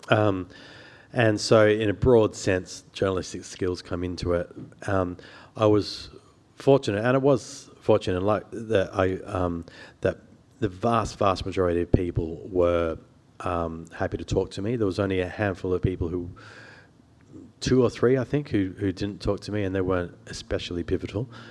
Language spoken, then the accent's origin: English; Sydney, New South Wales, Australia; I grew up on the North Shore, the lower North Shore of Sydney